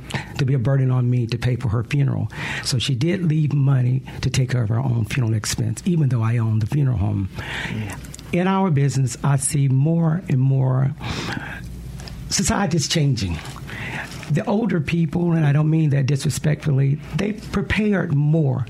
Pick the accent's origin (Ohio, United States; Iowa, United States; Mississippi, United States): Mississippi, United States; Lexington; I grew up in Lexington, Mississippi.